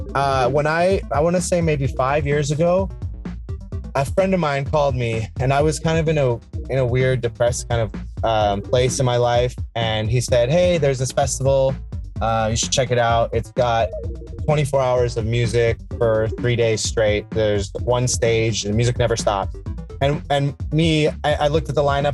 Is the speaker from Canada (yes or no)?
no; Iran; now in Laguna Beach, United States; I'm from Iran.